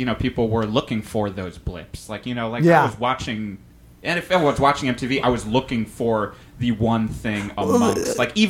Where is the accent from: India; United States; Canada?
United States; Connecticut; I grew up in Connecticut.